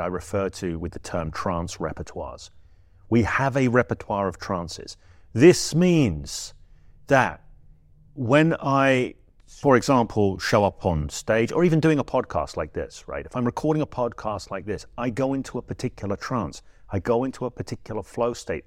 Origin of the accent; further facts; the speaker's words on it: England, United Kingdom; I'm English, I say trance